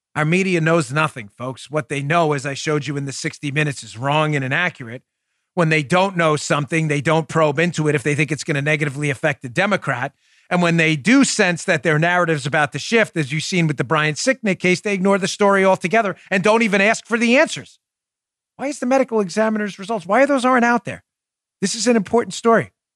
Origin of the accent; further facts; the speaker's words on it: New York, United States; moved away; I grew up in New York